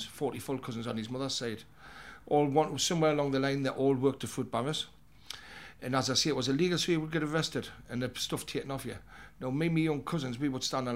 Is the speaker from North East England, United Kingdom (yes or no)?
yes; Newcastle upon Tyne, North East England, United Kingdom; grew up in the West End of Newcastle, in Elswick.